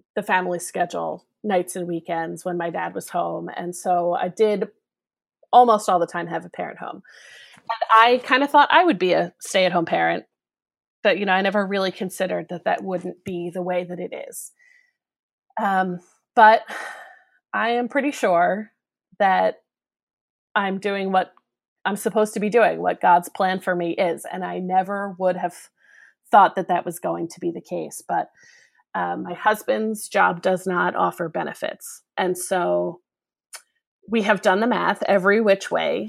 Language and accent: English; Philadelphia, Pennsylvania, United States; accent: Philadelphia; now in Northern Virginia, United States; you can probably tell from my accent that I come from the Philadelphia area